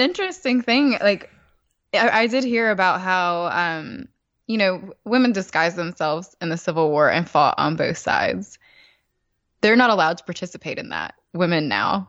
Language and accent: English; the South, United States; as a Southerner, I've never been to, to New York City